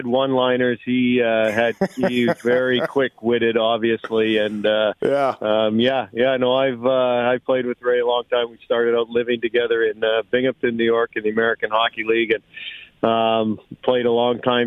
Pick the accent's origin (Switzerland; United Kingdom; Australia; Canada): Canada; Winnipeg, Manitoba; also born or lived in Flin Flon, Manitoba / Thompson, Manitoba / Brandon, Manitoba; now in Milwaukee, United States; I was born in Flin Flon and then lived in Thompson, lived in Winnipeg